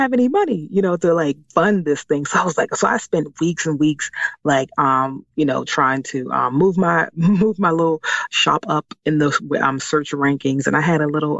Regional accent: Washington, District of Columbia, United States; moved away as an adult; now in Maryland, United States; I was born and raised in Washington, D.C., and I currently live in Maryland

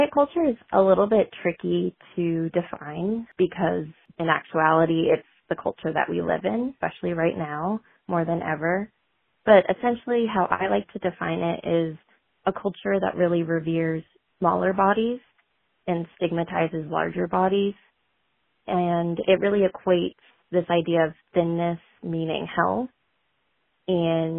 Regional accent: Whitefield, New Hampshire, United States; I am from Whitefield, New Hampshire.

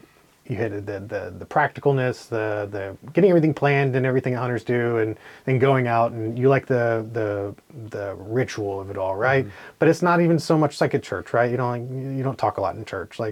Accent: North Florida, United States; now in Colorado, United States; I grew up hunting in North Florida, in the Panhandle, kind of just south of the Alabama border

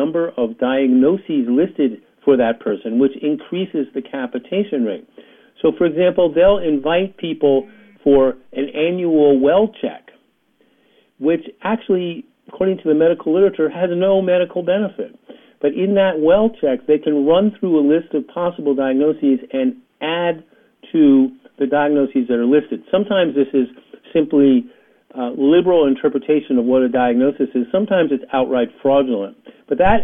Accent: New York, United States; I grew up in New York in the heyday of the Jets

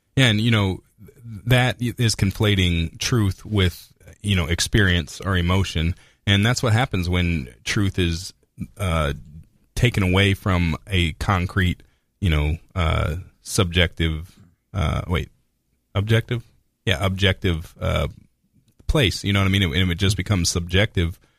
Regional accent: United States; we're American

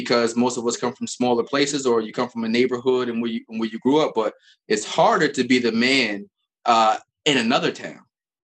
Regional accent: Albany, New York, United States; you know, I'm from Albany. And everybody's always be like, yo, why you say it so hard? I'm from Albany.

